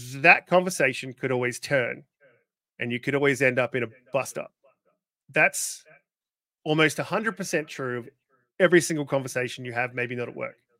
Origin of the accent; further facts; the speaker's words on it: Australia; I'm Australian